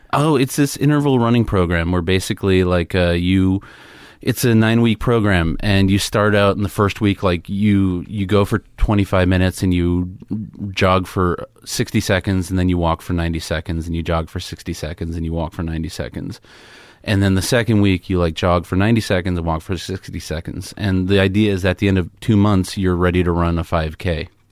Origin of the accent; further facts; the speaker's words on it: New York City, New York, United States; I grew up in Queens, New York